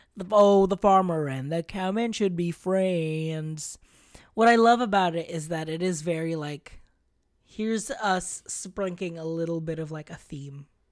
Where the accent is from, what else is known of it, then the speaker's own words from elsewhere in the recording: Philippines; moved away; growing up in the Philippines